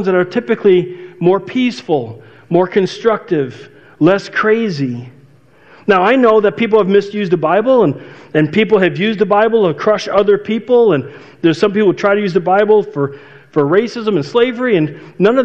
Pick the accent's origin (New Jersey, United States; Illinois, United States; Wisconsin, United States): Illinois, United States; outside Chicago; my neighborhood growing up outside Chicago